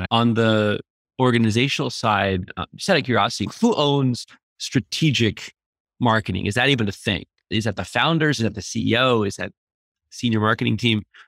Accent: Boston, Massachusetts, United States; I'm originally from Boston

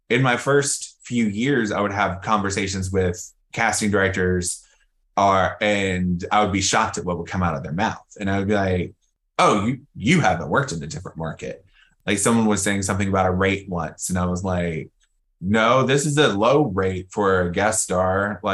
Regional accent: New York, United States; now in Atlanta, US/also=Los Angeles; because we come from New York and have experience in LA.

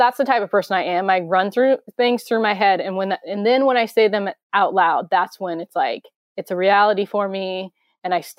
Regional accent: Grays Harbor, Washington, United States; how hillbilly I am from Grays Harbor

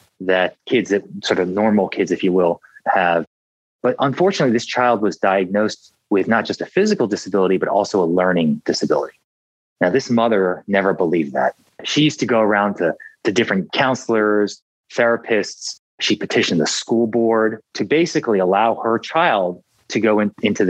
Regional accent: Philadelphia, Pennsylvania, United States; I grew up in Philadelphia

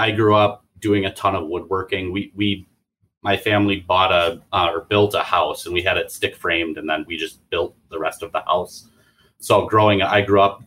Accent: Oconomowoc, Wisconsin, United States; I'm from southeastern Wisconsin. I live out in the lake country of Wisconsin

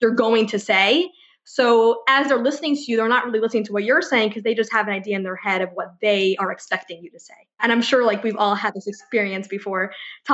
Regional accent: Ithaca, New York, United States; now in Los Angeles, United States; I grew up in Ithaca, New York, that's upstate

